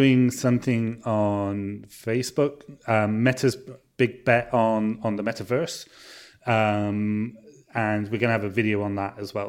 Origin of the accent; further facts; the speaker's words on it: Bristol, South West England, United Kingdom; It's actually set in Bristol, set in my hometown.